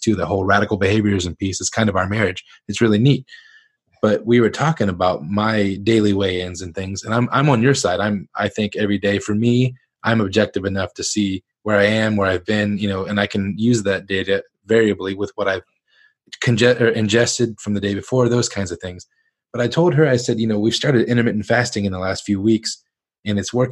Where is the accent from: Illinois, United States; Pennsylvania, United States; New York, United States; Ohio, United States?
Ohio, United States; Northern; I grew up in Northern Ohio, but family from Southern Kentucky